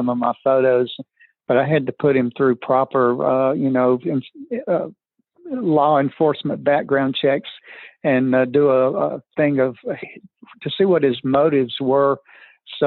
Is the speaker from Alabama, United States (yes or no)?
yes; Birmingham, Alabama, United States; teenager growing up on the south side of Birmingham